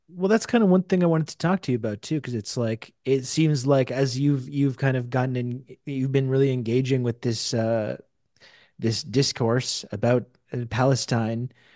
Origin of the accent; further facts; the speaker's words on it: Canada; I'm from Canada